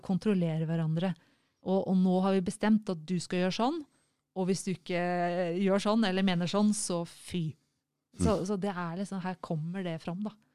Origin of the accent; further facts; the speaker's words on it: Norway; som nordmann